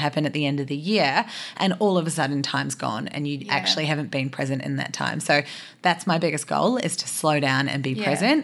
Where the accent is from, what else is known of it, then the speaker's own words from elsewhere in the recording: New Zealand; moved away; I'm from New Zealand and I actually don't have any family here